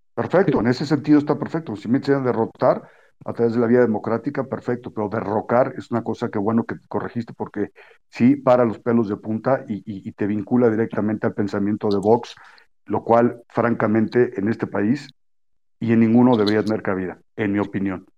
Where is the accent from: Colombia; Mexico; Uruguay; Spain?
Mexico